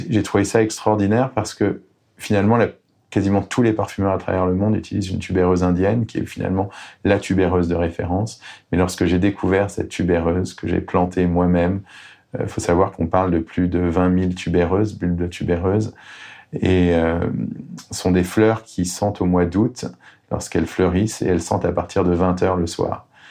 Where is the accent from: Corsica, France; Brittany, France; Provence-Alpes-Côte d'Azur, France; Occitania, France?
Provence-Alpes-Côte d'Azur, France; Grasse; also born or lived in Tourrettes, Var; J'ai grandi à Grasse